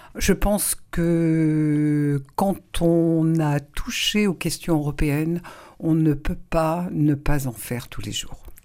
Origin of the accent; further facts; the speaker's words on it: Saint-Malo, Brittany, France; also born or lived in Rennes; je suis née à Saint-Malo il y a 67 ans